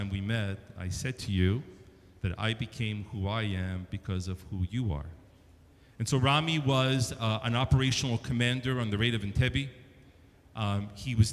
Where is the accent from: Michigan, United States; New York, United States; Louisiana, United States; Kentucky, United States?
New York, United States; moved away; I was a young boy growing up in New York, if you can't tell from the accent